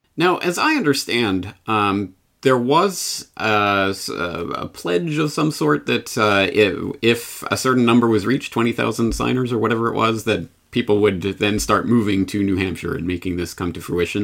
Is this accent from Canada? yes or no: yes; Canada; now in Japan; I'm Canadian in Japan